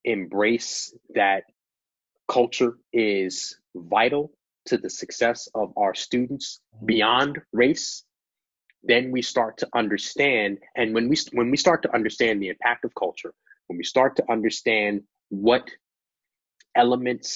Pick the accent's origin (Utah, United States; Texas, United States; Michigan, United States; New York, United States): New York, United States; moved away as an adult; also born or lived in Virginia; Growing up in New York